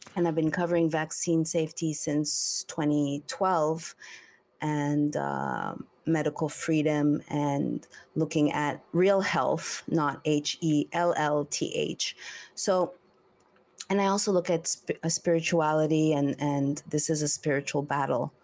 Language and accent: English; Montreal, Quebec, Canada; moved away; also born or lived in Los Angeles; I'm from Montreal